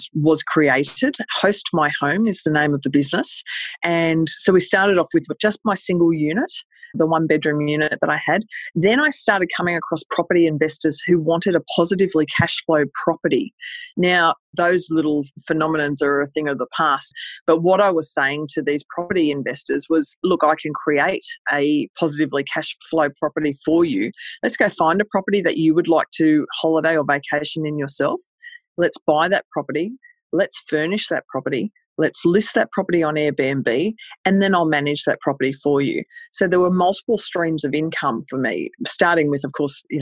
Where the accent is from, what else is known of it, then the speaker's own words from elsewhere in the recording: Australia; I'm from Australia, and I started in a place called Cairns, Queensland.